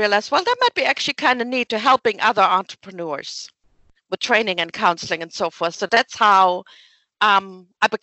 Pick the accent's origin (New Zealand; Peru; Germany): Germany; English is a second language; moved away as an adult; also born or lived in Wyoming; now in Oak Ridge, United States; So I'm originally from Germany